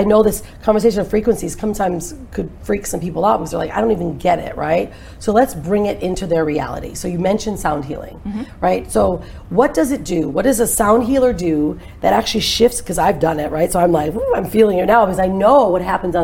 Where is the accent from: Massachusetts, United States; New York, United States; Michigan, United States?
Michigan, United States; I'm from Michigan